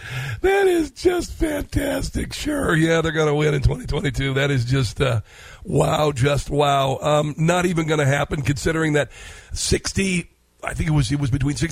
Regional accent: Midwest, United States; I come from the Midwest, and my first time working in fields was 11 years old.

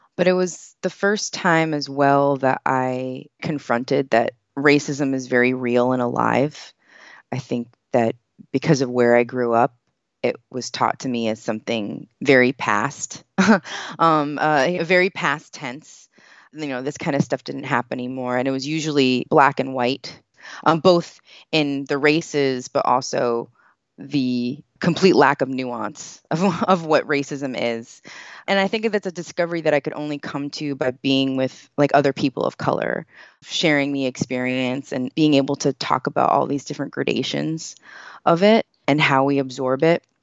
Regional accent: United States; I grew up here

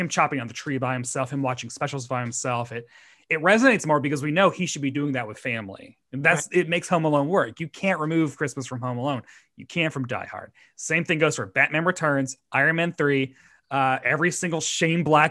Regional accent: Tennessee, United States; he's from Tennessee, as am

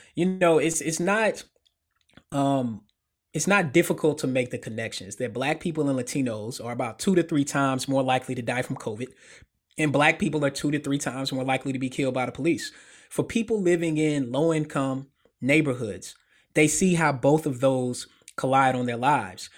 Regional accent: Murfreesboro, Tennessee, United States; moved away; also born or lived in Memphis; I'm a Tennes-, native Tennessean, born and bred

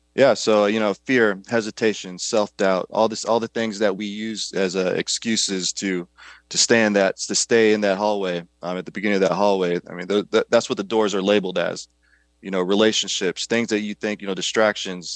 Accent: Kankakee, Illinois, United States; I grew up in a small town just south of Chicago, called Kankakee, Illinois.

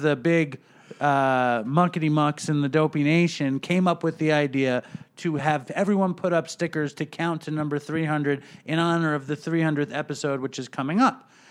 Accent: New York City, New York, United States; now in Long Island, United States; I grew up in Manhattan also

